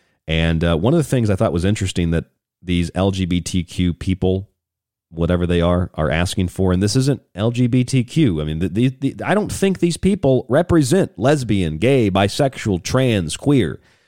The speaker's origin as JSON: {"language": "English", "region": "Florida", "country": "United States", "tie": "born or raised there", "lives_now": "Arizona, United States", "said": "Love Ron DeSantis, governor of my home state of Florida. Kind of wish I lived in Florida under DeSantis as much as I love Arizona."}